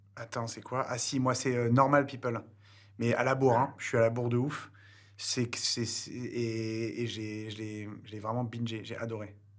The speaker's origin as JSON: {"language": "French", "country": "France", "said": "nous, en tant que Français"}